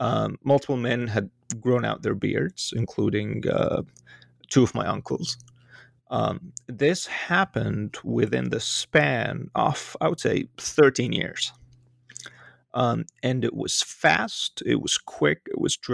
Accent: Cairo, Cairo Governorate, Egypt; moved away as an adult; now in United States; growing up in Egypt during the 90s and the 2000s, up all the way to the Arab Spring, right before my departure.

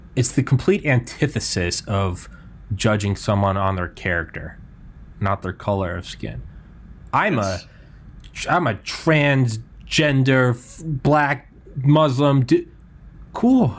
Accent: New England, United States; I'm from New England

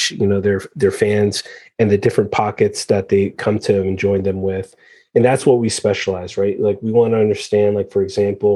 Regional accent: United States; I'm American born, but Iranian background

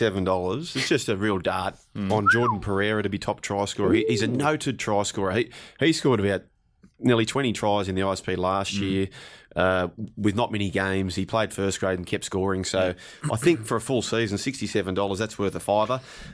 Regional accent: Penrith, New South Wales, Australia; I grew up on York Road in Penrith, South Penrith. I went to South Penrith Public School

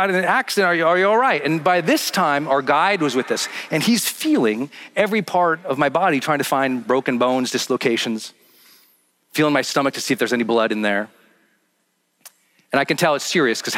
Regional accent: Montana, United States; I'm from Montana, from like a small mining town

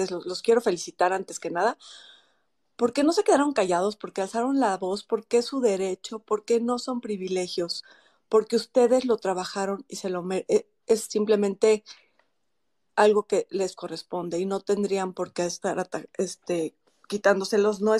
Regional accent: Mexico; La verdad es que sí, finalmente todos somos mexicanos y todos nos estamos viendo afectados por esto.

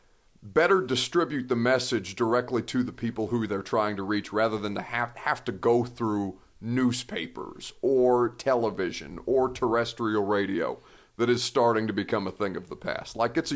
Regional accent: Indiana, United States; and I'm from Indiana

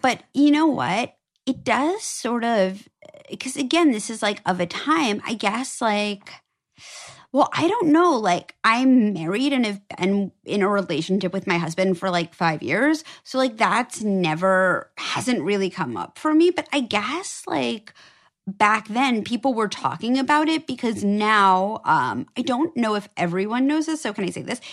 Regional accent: New York City, New York, United States; I grew up on the Upper East Side

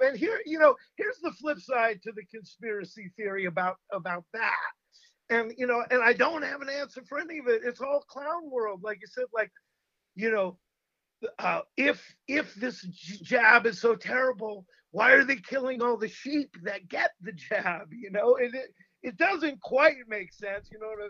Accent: United States

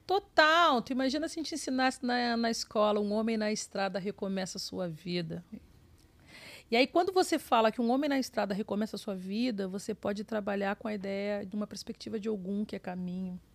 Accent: Porto Alegre, Rio Grande do Sul, Brazil; moved away as an adult; also born or lived in Rio de Janeiro / São Paulo; now in New York, United States; Eu sou de Porto Alegre

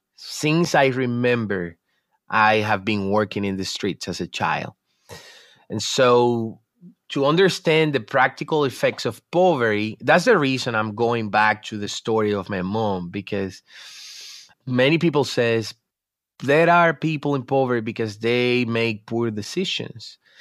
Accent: Dominican Republic; I'm from the Dominican Republic

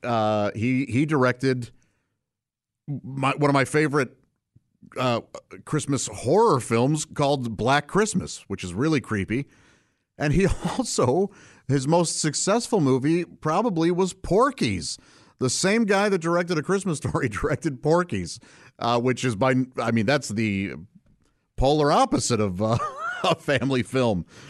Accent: St. Louis, Missouri, United States; I grew up in St. Louis, Missouri, uh, with my parents and three brothers

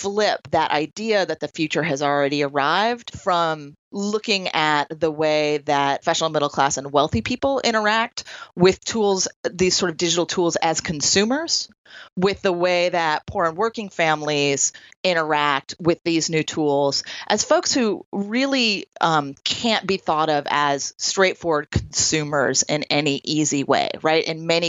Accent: Troy, New York, United States; one of the places that I did that work was a residential YWCA here in my hometown of Troy, New York

